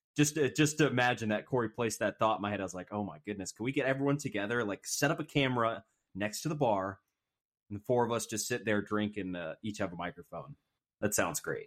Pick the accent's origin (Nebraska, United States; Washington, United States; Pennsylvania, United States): Washington, United States; Seattle; I grew up in Ballard